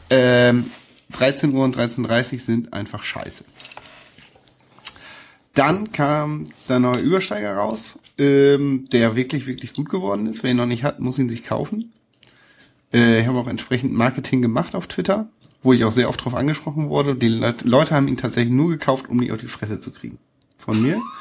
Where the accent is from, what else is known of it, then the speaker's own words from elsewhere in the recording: Hamburg, Germany; für mich eines der letzten Spiele des FC St. Pauli, die ich als Hamburger erlebe.